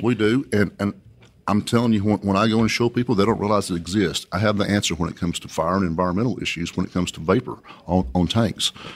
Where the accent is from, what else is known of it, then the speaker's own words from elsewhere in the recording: Coahoma, Texas, United States; I was born and raised here in West Texas. I graduated high school from Cahoma High School, if anyone's ever heard of Cahoma, Texas